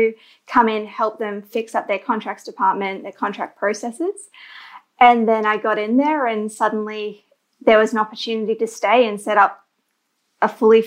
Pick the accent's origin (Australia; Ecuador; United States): Australia; Queensland; also born or lived in Canada; I'm from Queensland in Australia, which is notably sunny for most of the year